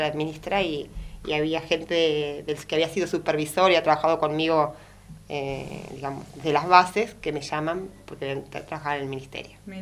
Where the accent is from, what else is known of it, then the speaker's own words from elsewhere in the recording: Puan, Buenos Aires Province, Argentina; soy de Puan